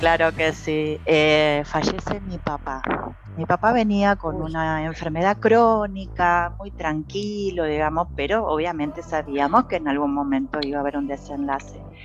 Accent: Argentina; moved away as an adult; also born or lived in Mexico

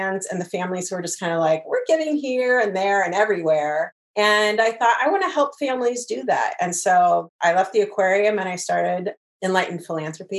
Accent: Portland, Oregon, United States; also born or lived in Ohio / Delaware; I grew up in the Portland area

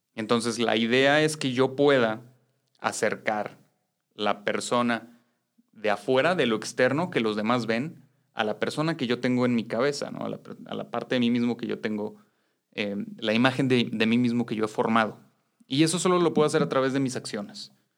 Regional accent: Mexico; hombres criados en una sociedad machista como la mexicana

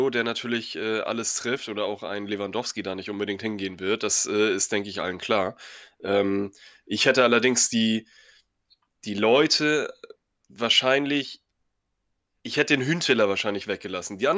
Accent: Dortmund, North Rhine-Westphalia, Germany; Denn ich als Dortmunder kann mir eine Saison ohne Schalke, ohne Derby einfach überhaupt nicht vorstellen.

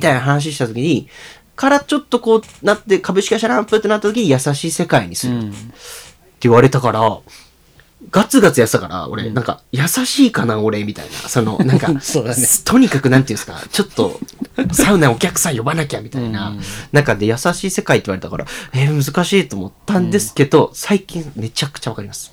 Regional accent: Tokyo, Japan; moved away as an adult; now in Nagano, Japan; 東京で育って生まれて

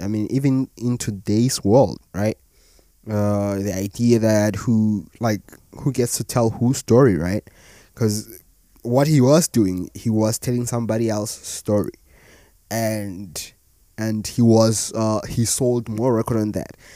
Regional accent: South Africa; As a South African myself

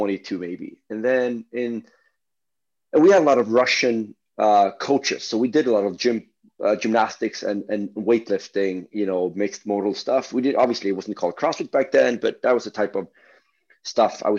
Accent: Stockholm, Stockholm County, Sweden; we're not from the same part of Stockholm, but we're from Stockholm.

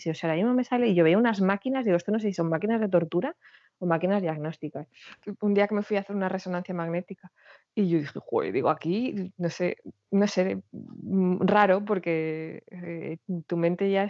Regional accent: Girona, Catalonia, Spain; necesito poner pie en mi tierra, que llevo mucho tiempo sin, sin ir. Y me lo concedieron. Y lo que hice fue una pequeña

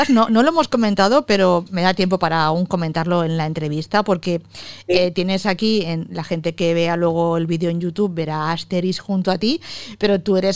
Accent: Manises, Valencian Community, Spain; nací en Manises ¿eh? y nací en enero.

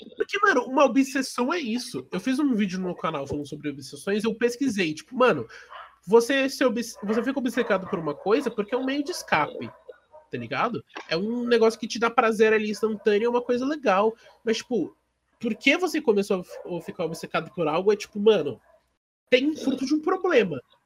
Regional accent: Brazil; a gente é brasileiro

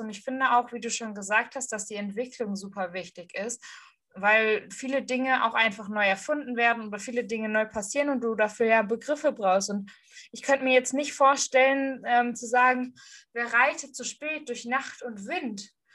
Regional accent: Ruhr area, North Rhine-Westphalia, Germany; accent: Ruhrpott; Ruhrpott kann ich halt auch reden

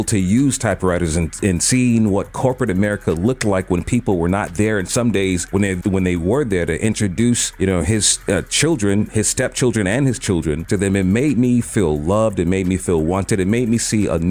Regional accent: Chicago, Illinois, United States; growing up in Inglewood

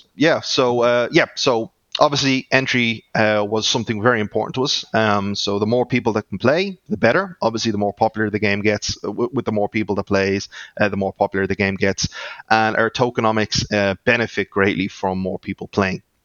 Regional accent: Ireland; accent: Irish; that's my Irish accent coming through.

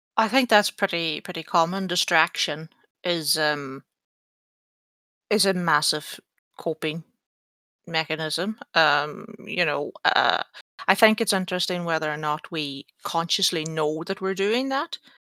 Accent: Ireland; I'm Irish.

